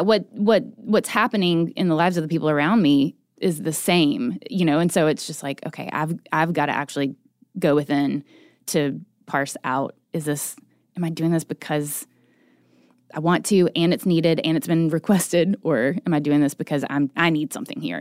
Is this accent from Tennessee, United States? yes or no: yes; Chattanooga, Tennessee, United States; now in Nashville, United States; I am originally from East Tennessee. I grew up in Chattanooga.